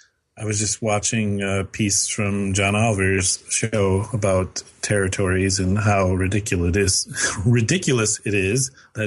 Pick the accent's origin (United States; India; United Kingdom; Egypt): United Kingdom; wow, that's pretentious for even me, and I'm British, right?